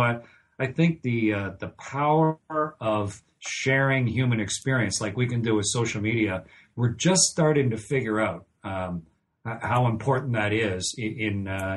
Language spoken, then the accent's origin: English; Canada; moved away as an adult; I'm a Canadian, but I was in the NASA astronaut office for a long time, for over two decades